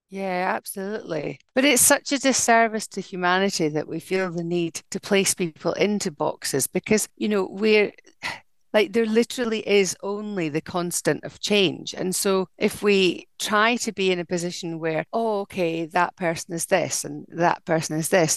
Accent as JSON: {"language": "English", "town": "Dundee", "region": "Scotland", "country": "United Kingdom", "tie": "born or raised there", "said": "dundee my hometown"}